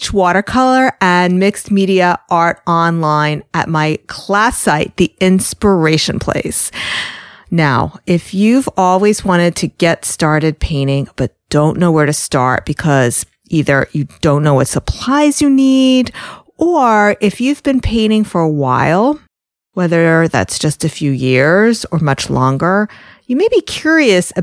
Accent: New York, United States; I'm from New York.

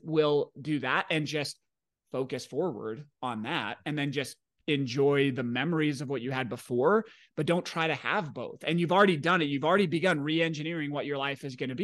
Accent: Washington, United States; I grew up in Washington State in the nineties

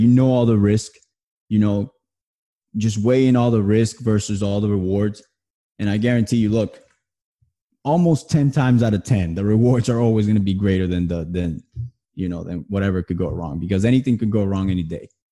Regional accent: New Jersey, United States; moved away; I'm originally from New Jersey.

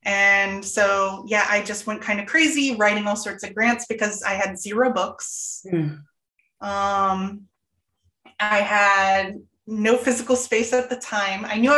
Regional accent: Florida, United States; I came from Florida. All right. So I got my certification in ELA when I came up here.

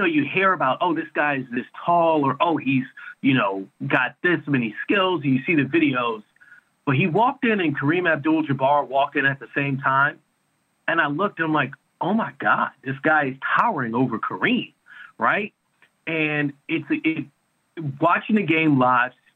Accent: New York, United States; moved away; I'm from New York originally

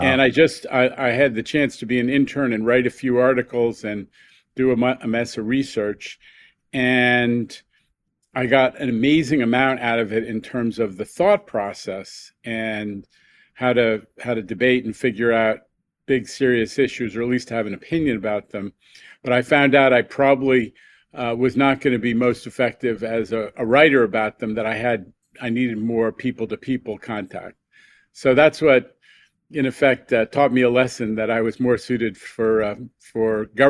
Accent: New York, United States; we had an amazing childhood and adolescence because of the independence that you have growing up in New York.

